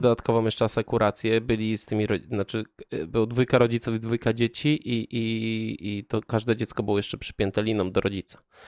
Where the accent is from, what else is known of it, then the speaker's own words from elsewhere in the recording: Kraków-Częstochowa Upland, near Rzędkowice, Silesian Voivodeship, Poland; ja pochodzę z okolic Jury i do e, takiej miejscowości jak Rzędkowice